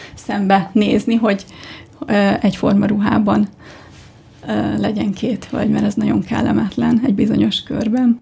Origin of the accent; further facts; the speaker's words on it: Budapest, Hungary; Budán nőttem fel.